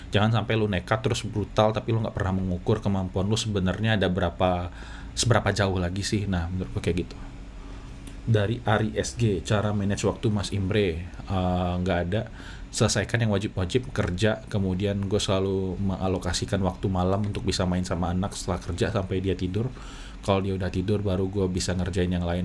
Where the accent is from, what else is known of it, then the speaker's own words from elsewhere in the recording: Padang, West Sumatra, Indonesia; accent: Padang; gue berpikir bahwa aksen gue aneh gue dari Padang takut ada aksen Padangnya tapi setelah gue pikir-pikir ya udahlah emang aslinya Padang ya apa boleh buat uh, pasti akan ada aksen Padang